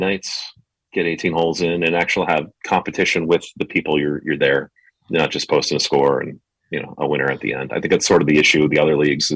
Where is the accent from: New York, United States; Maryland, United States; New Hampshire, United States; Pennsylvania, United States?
New Hampshire, United States; moved away; I grew up in New England, in New Hampshire, about 30 minutes from where you were last week